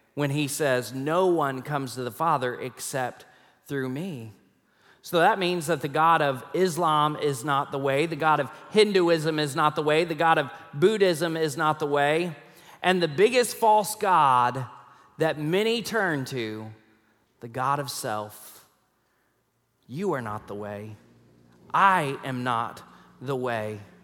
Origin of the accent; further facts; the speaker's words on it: Rockport, Texas, United States; moved away as an adult; also born or lived in Tulsa, Oklahoma; now in Fort Worth, United States; when I was seven, we moved to Rockport, Texas, and we lived there for about ten years until I graduated from high school